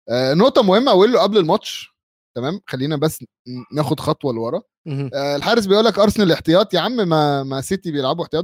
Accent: Bahrain; لي انا بحريني كاتبها لهم بحريني

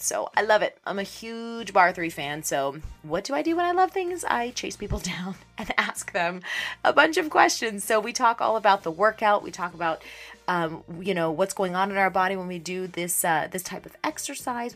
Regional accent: Pittsburgh, Pennsylvania, United States; born or raised there; moved away

